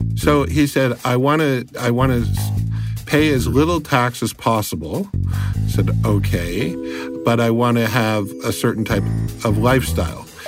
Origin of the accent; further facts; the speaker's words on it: Canada; I am a Canadian uh, who deals with immigration, tax, family law solutions